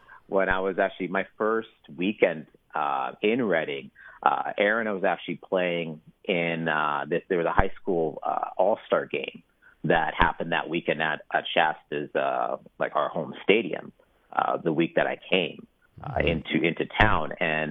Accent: Saskatchewan, Canada; growing up in Saskatchewan, it's a football province, right?

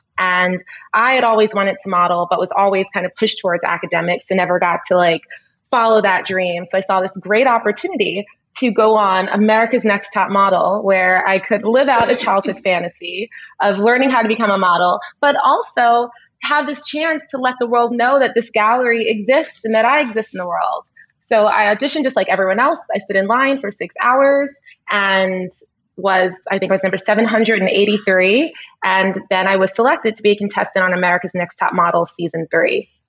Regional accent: New York City, New York, United States; Born and raised in Brooklyn, New York. The daughter of Oswald Jacob, an immigrant from Trinidad. My mom is from New Jersey.

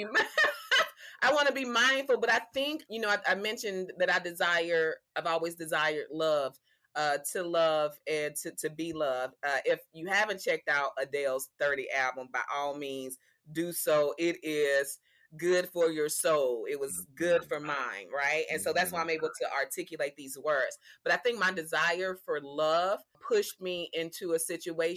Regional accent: Mobile, Alabama, United States; also born or lived in New York City; I don't even tell people I'm from Mobile anymore.

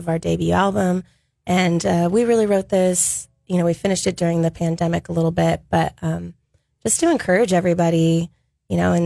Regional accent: Santa Maria, California, United States; My family moved to Santa Maria when I was young. My dad was in the military. And so I ended up going to school at Aaron's school

